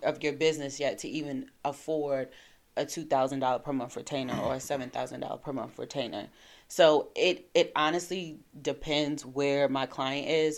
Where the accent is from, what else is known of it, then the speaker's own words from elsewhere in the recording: New York City, New York, United States; moved away as an adult; also born or lived in Washington, District of Columbia, United States / Seattle / California / Virginia Beach; now in DMV area, United States; born and raised in uh, Crown Heights.